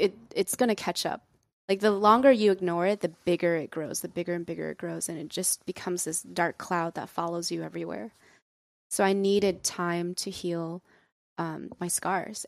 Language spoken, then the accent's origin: English; United States; our parents are immigrants, and so we, we, we come from a very strong, um, cultural background, but I think growing up in America